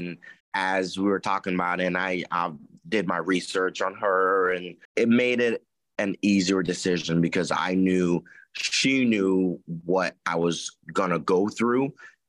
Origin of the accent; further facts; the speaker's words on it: Columbus, Ohio, United States; I mean, I grew up in Columbus, and Columbus is it's Buckeye City. It's Buckeye Town. You grow up loving Ohio State.